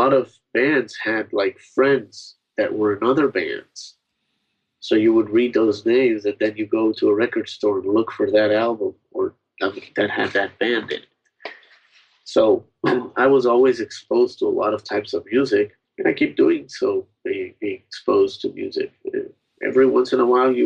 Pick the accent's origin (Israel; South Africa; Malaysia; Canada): Israel; now in United States; I came from Israel, the music that we had in Israel was basically imported music